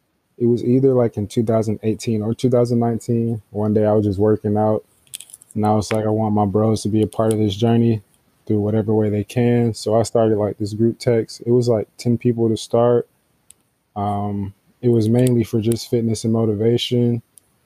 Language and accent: English; Atlanta, Georgia, United States; I'm from Atlanta.